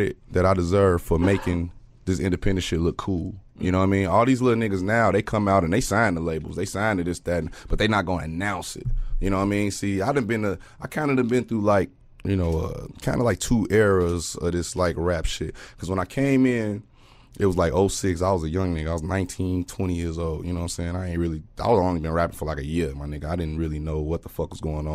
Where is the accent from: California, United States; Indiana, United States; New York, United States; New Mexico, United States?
Indiana, United States; Gary; I'm from Gary, Indiana, nigga. I'm, you know, the east side